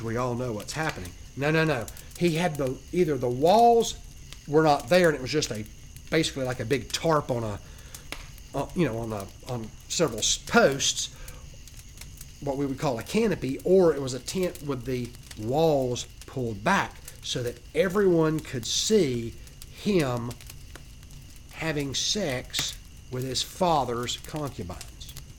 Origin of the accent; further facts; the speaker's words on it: Georgia, United States; I'm from Georgia, so I'm a Georgian